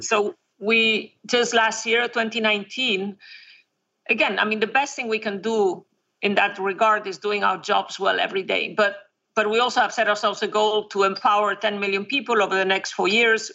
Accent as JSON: {"language": "English", "region": "a very small town in northern Spain", "country": "Spain", "tie": "born or raised there", "said": "born in, in, a very small town in northern Spain. It's it's on the ocean, so it's um, it's a Celtic area of Spain"}